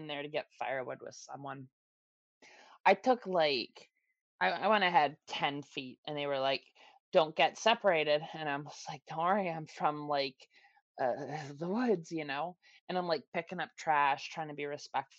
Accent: Canada; now in Toronto, Canada; my hometown, because I was born there. I was raised there. I grew up there.

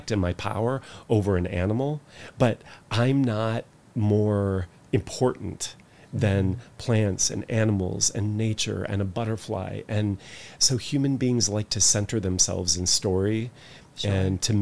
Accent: United States; being American and being Western

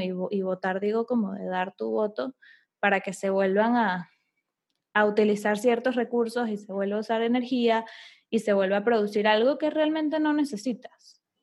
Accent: Venezuela; yo soy de Venezuela

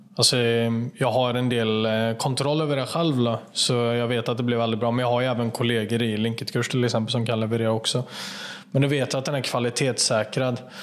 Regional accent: Kätterstorp, Västra Götaland, Sweden; Jag jobbade på en fabrik eh, i Kätterstorp, där jag kommer ifrån, utanför Falköping

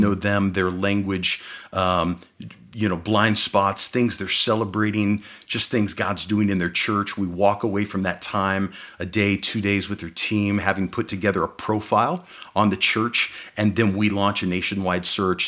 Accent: Phoenix, Arizona, United States; also born or lived in Midwest, United States; as we moved from the Midwest out here to Phoenix

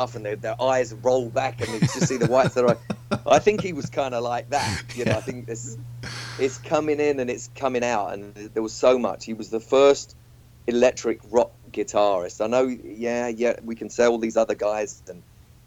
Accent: Walthamstow, London, United Kingdom; I grew up in Walthamstow

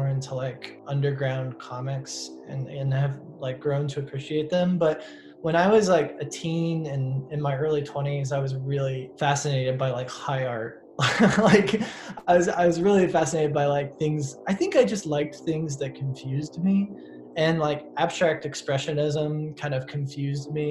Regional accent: Northern Indiana, United States; also born or lived in New York City; now in Bloomington, United States; I was booking shows in my hometown, like at a coffee shop

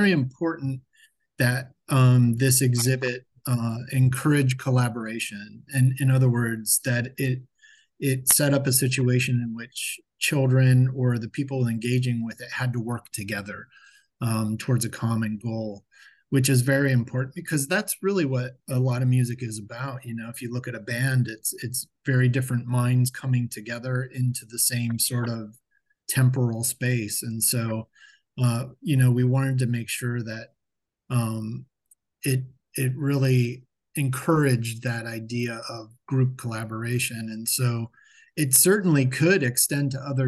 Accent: Akron, Ohio, United States; now in Dayton, United States; I'm actually originally from Akron, Ohio

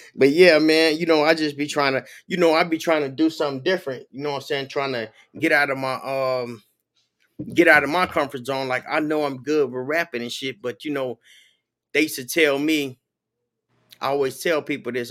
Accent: Chicago, Illinois, United States; also born or lived in Minnesota / Los Angeles; now in Florida, United States; I'm from Chicago

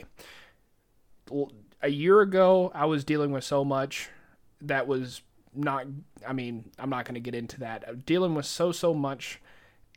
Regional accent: the South, United States; We're both from the South

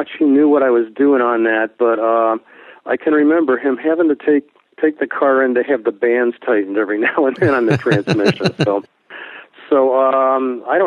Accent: Miami, Florida, United States; When I grew up in South Florida, I grew up in the Miami area.

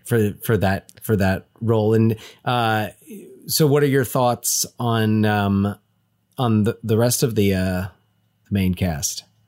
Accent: Union County, New Jersey, United States; we grew up in Union County, New Jersey

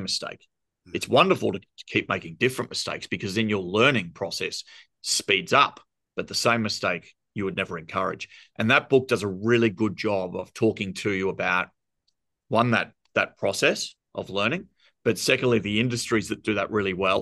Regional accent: Australia; accent: thick Australian; you can hear my thick Australian accent.

